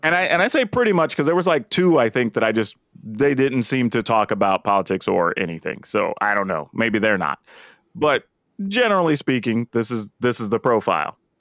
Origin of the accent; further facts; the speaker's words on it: the South, United States; I'm black and I grew up in the South